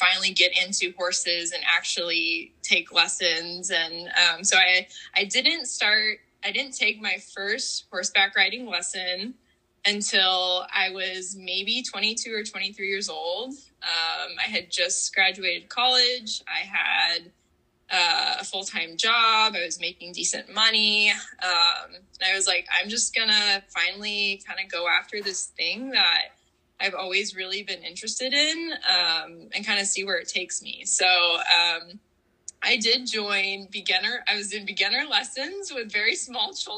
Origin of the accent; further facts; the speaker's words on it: Houston, Texas, United States; also born or lived in Austin, Texas; despite growing up in Texas